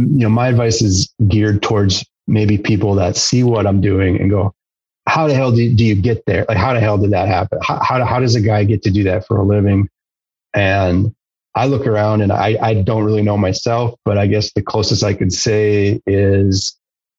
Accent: La Crosse, Wisconsin, United States; growing up in Wisconsin, the Driftless and lacrosse

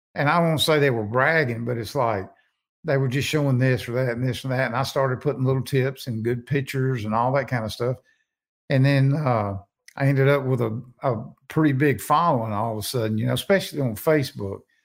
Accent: Natchez, Mississippi, United States; I'm originally from Natchez

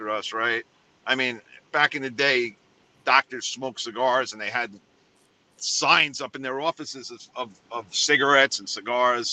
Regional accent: New York City, New York, United States; now in Florida, United States; I come from New York City

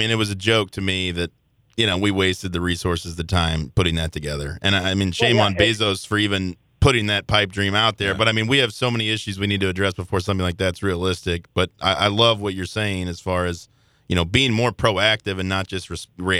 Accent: Belleville, Illinois, United States; I grew up in Belleville, Illinois, Metro East. I always thought of myself as being from the St. Louis area.

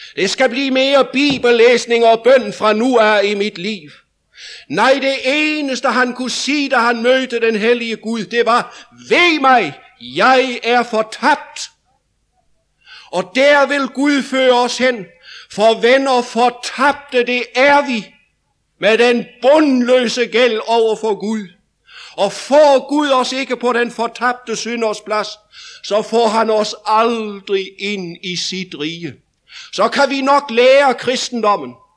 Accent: Denmark; I 1990 stod vi i en vækkelse over i Vestjylland hjemme i Danmark

